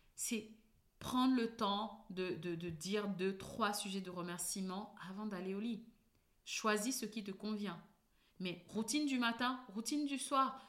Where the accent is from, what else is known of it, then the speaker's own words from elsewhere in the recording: Cameroon; je suis née au Cameroun